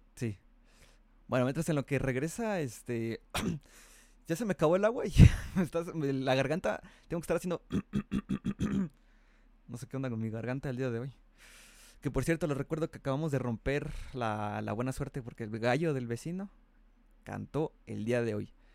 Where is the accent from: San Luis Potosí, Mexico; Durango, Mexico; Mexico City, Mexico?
Mexico City, Mexico; aquí en México, bueno, aquí, yo que soy aquí de Chilango